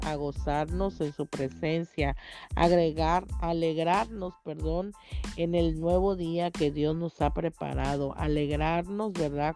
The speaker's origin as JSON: {"language": "Spanish", "town": "Tapachula", "region": "Chiapas", "country": "Mexico", "moved": "as an adult", "said": "vengo de Tapachula, Chiapas"}